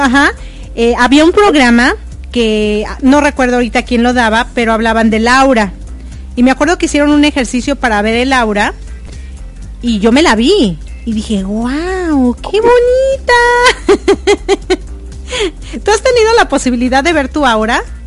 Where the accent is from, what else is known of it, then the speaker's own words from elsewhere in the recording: Mexico; moved away as an adult; also born or lived in United States / Ecuador; cuando salí de México dije, ay no, ya estoy harta de México, me voy a ir a Estados Unidos.